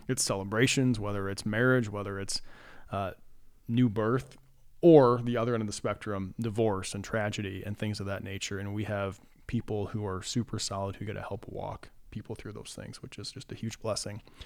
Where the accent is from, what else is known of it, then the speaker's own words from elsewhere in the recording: Cedar Falls, Iowa, United States; my wife and I grew up in Cedar Falls. So after forty years living there, we are in the process of making the move down to Cedar Rapids